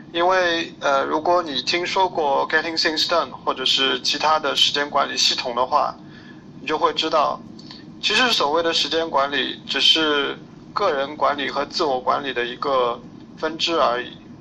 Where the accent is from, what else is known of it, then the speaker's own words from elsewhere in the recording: Shanghai, China; 我是上海人，然后一直，呃，生活、工作、学习在上海这边